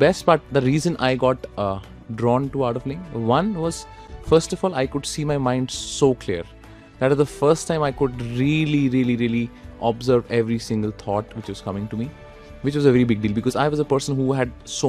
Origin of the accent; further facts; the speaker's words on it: Jammu and Kashmir, India; moved away; And because I come from Kashmir.